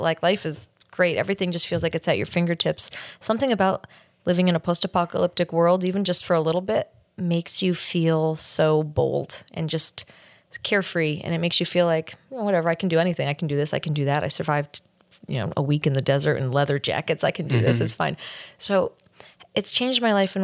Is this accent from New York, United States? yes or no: yes; New York, United States; I'm from New York